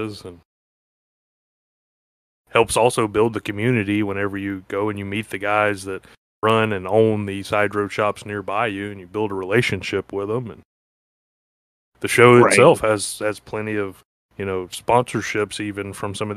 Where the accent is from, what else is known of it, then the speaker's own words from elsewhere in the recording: Gulf Coast, United States; moved away; I'm originally from the Gulf Coast